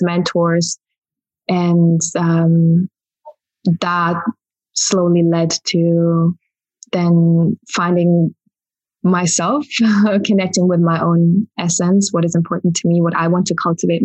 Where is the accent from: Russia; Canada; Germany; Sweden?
Germany; moved away as an adult; also born or lived in Berlin, Germany; now in Glastonbury, United Kingdom; Originally I'm from Germany.